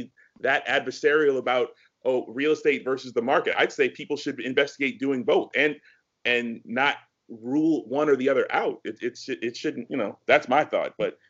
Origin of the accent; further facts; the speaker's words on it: United States; I am straight American.